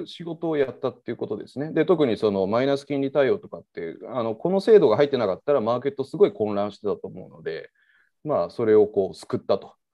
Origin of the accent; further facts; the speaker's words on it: Osaka, Japan; moved away as an adult; also born or lived in Nirasaki, Yamanashi / Kyushu; now in Tokyo, Japan; 基本的には大阪で育ちまして